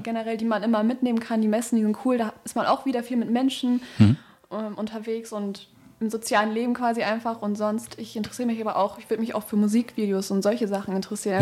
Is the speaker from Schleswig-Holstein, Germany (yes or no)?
no; Düsseldorf, North Rhine-Westphalia, Germany; ich komme aus Düsseldorf, bin 18 Jahre alt